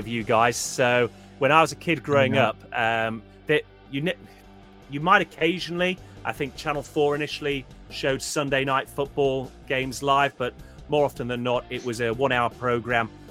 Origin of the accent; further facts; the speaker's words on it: Huddersfield, Yorkshire and the Humber, United Kingdom; I was born and brought up in Yorkshire